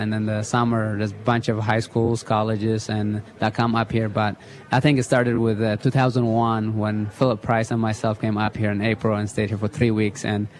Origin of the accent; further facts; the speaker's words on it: Italy; English is a second language; also born or lived in Eritrea; now in United States; No, I used to play soccer a little bit when I was in Eritrea, but in Italy growing up in Italy, I also played soccer